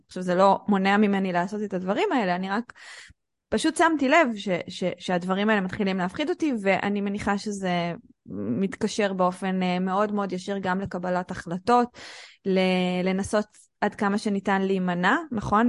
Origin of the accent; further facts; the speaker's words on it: Israel; אנחנו כנשים שגדלנו בישראל, או שעשינו מבחנים בשפה העברית